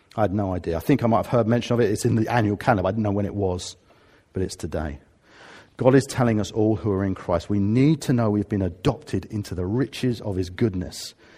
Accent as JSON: {"language": "English", "town": "Harrow", "region": "London", "country": "United Kingdom", "moved": "yes", "lives_now": "Watford, United Kingdom", "said": "I'm a Harrovian. I come from Harrow, or I'm a Watfordian, 'cause that's where I happen to live"}